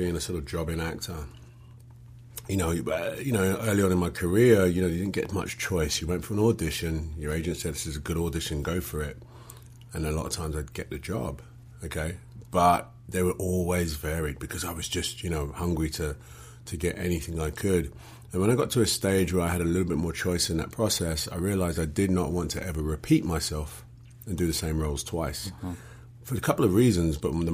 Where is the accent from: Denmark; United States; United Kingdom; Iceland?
United Kingdom; London; accent: English; Born and raised in London.